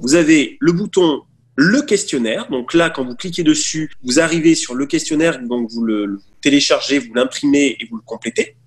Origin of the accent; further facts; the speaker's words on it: Nice, Provence-Alpes-Côte d'Azur, France; je viens, je viens du sud, je viens de Nice.